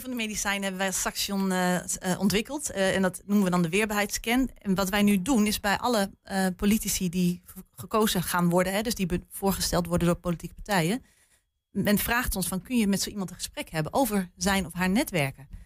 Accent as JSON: {"language": "Dutch", "town": "Haaksbergen", "region": "Overijssel", "country": "Netherlands", "tie": "born or raised there", "moved": "yes", "said": "ik kom zelf van oorsprong uit Haaksberg"}